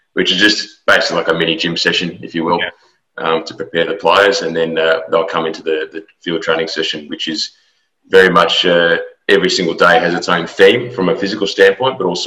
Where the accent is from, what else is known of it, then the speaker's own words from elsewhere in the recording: Australia; moved away as an adult; also born or lived in Melbourne; now in Houston, United States; I'm an Australian native. I've come to America to work for Houston Dynamo in the last year or so.